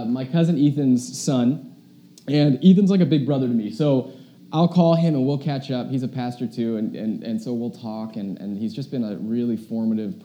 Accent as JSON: {"language": "English", "country": "United States", "said": "us as an American"}